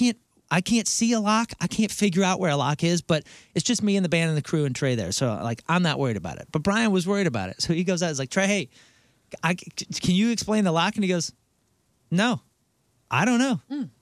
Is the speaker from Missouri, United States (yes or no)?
yes; St. Louis, Missouri, United States; we're from St. Louis.